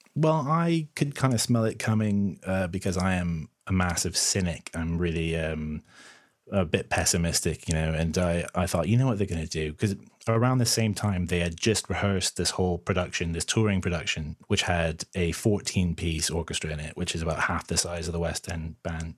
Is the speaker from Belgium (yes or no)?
no; Canada; moved away as an adult; also born or lived in London, United Kingdom; now in United Kingdom; I'm originally from Canada